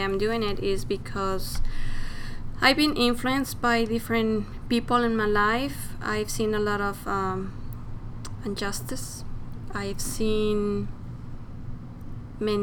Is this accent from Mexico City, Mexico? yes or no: yes; Mexico City, Mexico; moved away as an adult; also born or lived in Palm Springs, California; now in Portland, United States; I was born and raised in Mexico City